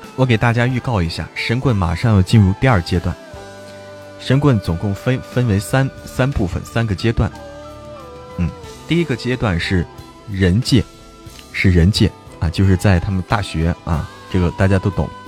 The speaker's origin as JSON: {"language": "Chinese", "region": "Hebei", "country": "China", "tie": "born or raised there", "said": "我们老家，因为我在河北嘛"}